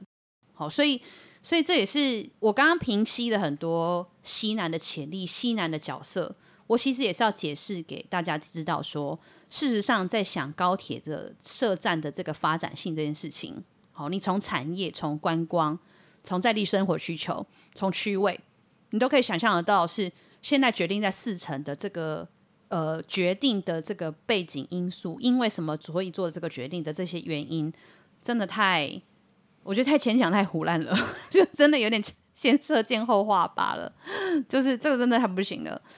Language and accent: Chinese; Yilan County, Taiwan; 我们宜兰人